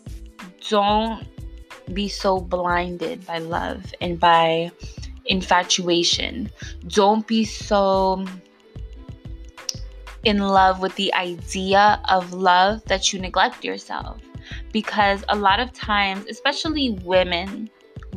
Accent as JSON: {"language": "English", "region": "New York", "country": "United States", "tie": "born or raised there", "said": "if you grew up where I grew up in New York"}